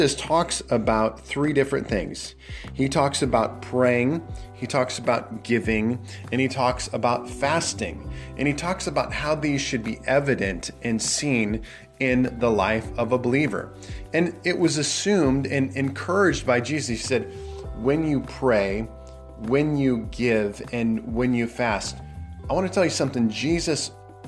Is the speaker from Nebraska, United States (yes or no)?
yes; Nebraska, United States; I'm from Nebraska